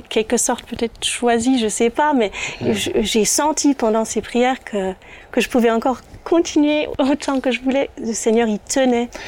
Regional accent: Germany; first language German; French is a second language; je suis allemande

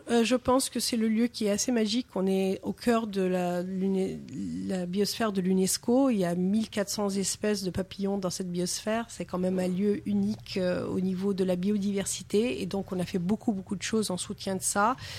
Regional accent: New York, United States; French is a second language; moved away as an adult; now in France; Je suis de New York

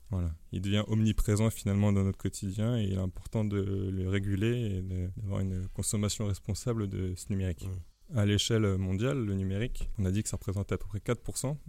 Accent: France; en tant que Français

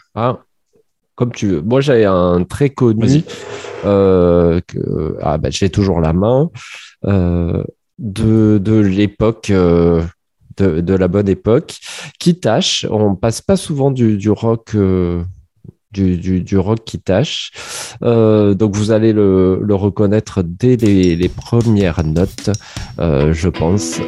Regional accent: Montpellier, Occitania, France; je suis montpelliérain

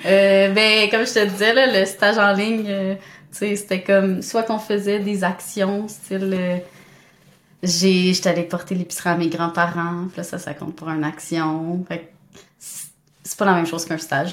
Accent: Montreal, Quebec, Canada; also born or lived in Rimouski / Sherbrooke; je viens de Montréal, j'étais allée à Rimouski en biomarine

